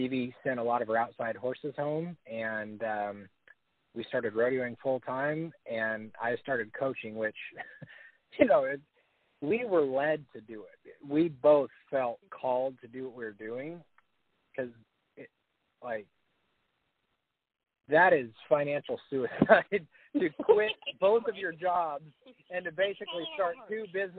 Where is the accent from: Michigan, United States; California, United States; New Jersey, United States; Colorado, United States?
Colorado, United States; Northeast; I grew up in Northeast Colorado